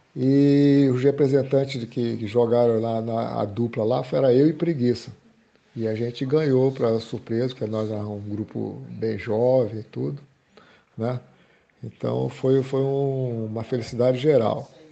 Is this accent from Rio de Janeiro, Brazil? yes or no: yes; Rio de Janeiro, Brazil; also born or lived in Recife, Pernambuco; nasci em Recife, Pernambuco, em 14 de junho de 1947 e viajei com minha família. Nos mudamos de Recife para o Rio de Janeiro. Eu tinha cinco anos de idade e cresci.